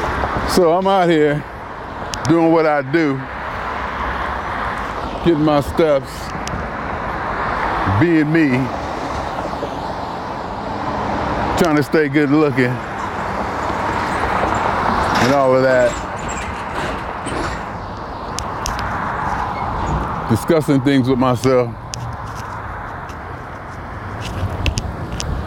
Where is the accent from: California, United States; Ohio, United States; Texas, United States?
Ohio, United States; Youngstown; now in Los Angeles, United States; I literally used to have nightmares that I had to move back to Youngstown